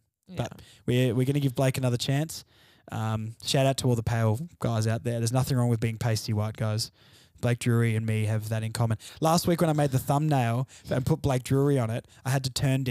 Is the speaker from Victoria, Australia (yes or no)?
no; Launceston, Tasmania, Australia; Because I grew up in Launceston.